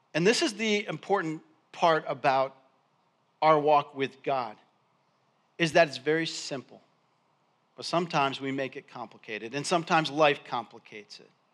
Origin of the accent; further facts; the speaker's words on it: Endicott, New York, United States; I grew up in Endicott, New York